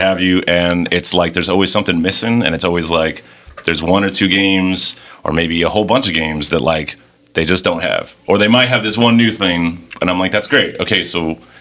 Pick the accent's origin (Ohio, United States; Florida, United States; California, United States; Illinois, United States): Florida, United States; Miami; I'm from Miami